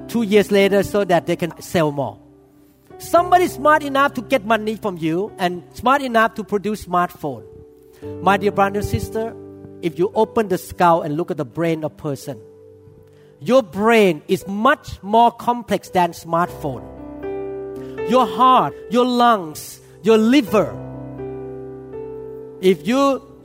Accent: Thailand; moved away; I used to worship elephant God because I was growing up in Thailand

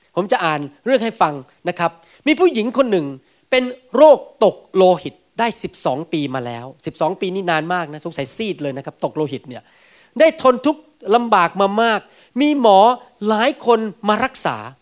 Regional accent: Thailand; moved away as an adult; now in United States; สมัยอยู่อสัมชัญ

